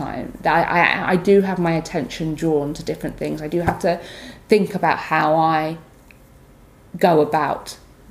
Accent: London, United Kingdom; I'm a Londoner

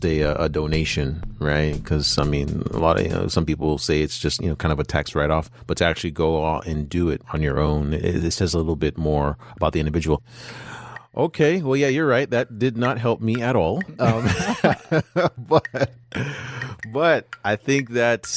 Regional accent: California, United States; my home state

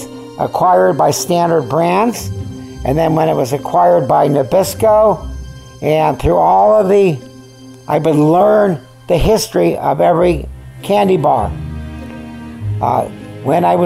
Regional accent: California, United States; also born or lived in Syracuse, New York / Van Nuys, California; I was born in Syracuse, New York. We left there when I was 3 and a half. And I remember nothing about it. We came to California

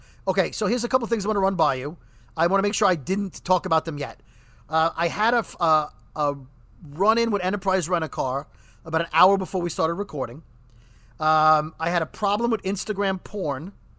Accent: New York, United States; now in New Jersey, United States; And as a New Yorker. So Governor Cuomo... Our governor in New York, even though I live in New Jersey, he's New York's governor.

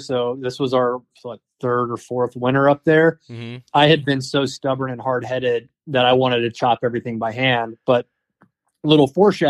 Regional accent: Southeastern United States, United States; I grew up in the Southeast where it was warm. Like, I didn't have a wood burning stove.

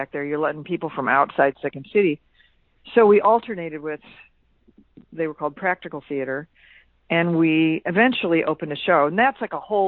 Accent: Quincy, Illinois, United States; moved away as an adult; also born or lived in Chicago; I am a native of Quincy, Illinois

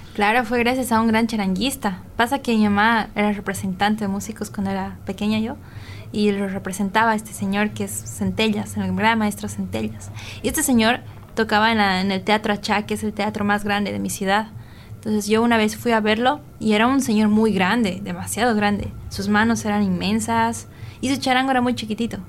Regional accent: Bolivia; yo como boliviana

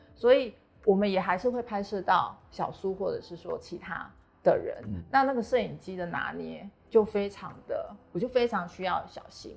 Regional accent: Taiwan; 我身为台湾人

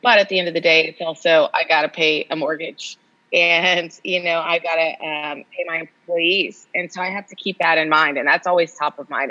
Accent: Austin, Texas, United States; moved away as an adult; also born or lived in Los Angeles; now in Austin, United States; I grew up in Austin

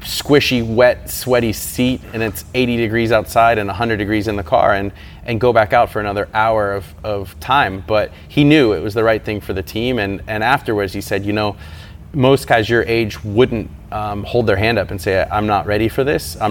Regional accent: United States; as an American

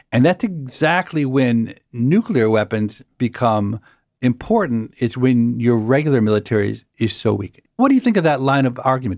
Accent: United States; as an American

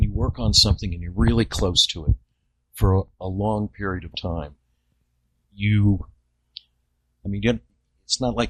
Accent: Virginia, United States; I'm from Virginia.

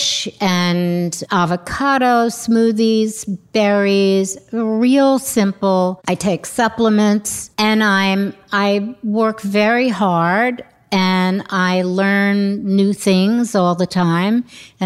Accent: New York City, New York, United States; also born or lived in London; growing up in New York at the time

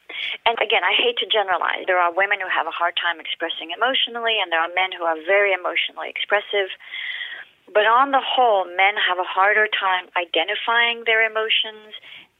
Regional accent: France; accent: British; moved away as an adult; now in United States; So I was born and raised in France to a British mother and a French father, which is why, in case your listeners are wondering, I don't have a French accent because I grew up bilingual and I came to the U.S. at 19

